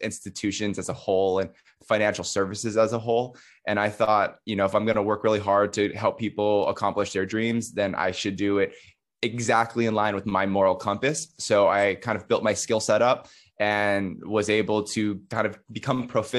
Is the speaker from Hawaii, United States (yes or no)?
yes; Hawaii, United States; moved away as an adult; also born or lived in New York City; I grew up in Hawaii in kind of like a rural countryside